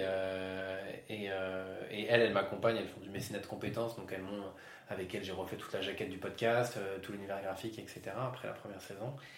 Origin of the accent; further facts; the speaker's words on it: Yvelines, Île-de-France, France; moved away as an adult; also born or lived in Lille; now in Bordeaux, France; Je viens des Yvelines, j'ai fait mes études à Lille